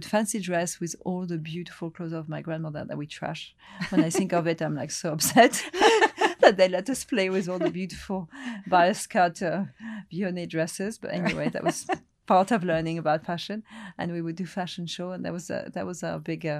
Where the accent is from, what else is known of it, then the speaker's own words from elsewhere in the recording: Gascony, France; also born or lived in Africa; So, and I come from Gascony, and it's somewhere where I love to go.